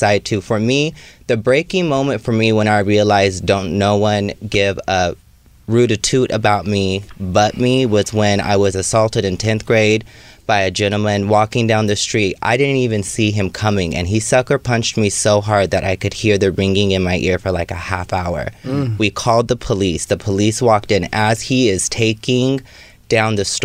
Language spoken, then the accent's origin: English; Sacramento, California, United States; also born or lived in Oakland / San Francisco; now in Los Angeles, United States; I'm from Sacramento, but most of my stopping was in Oakland and or San Francisco